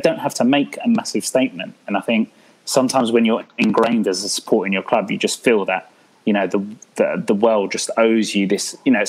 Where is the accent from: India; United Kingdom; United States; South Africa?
United Kingdom; Newcastle, North East England; Looking back when we were growing up in Newcastle